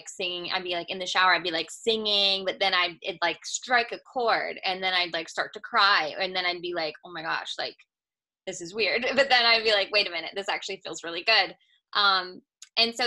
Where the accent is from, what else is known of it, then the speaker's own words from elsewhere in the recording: California, United States; now in Georgia, United States; I'm from California